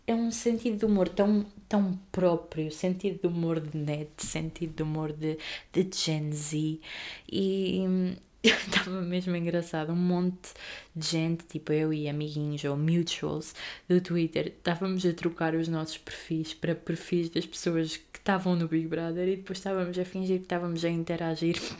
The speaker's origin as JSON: {"language": "Portuguese", "town": "Aveiro", "region": "Centro", "country": "Portugal", "said": "sou da Aveiro"}